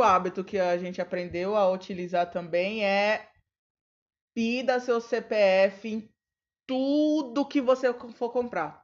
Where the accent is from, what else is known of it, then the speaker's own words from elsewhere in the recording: São Paulo, Brazil; a gente é paulistano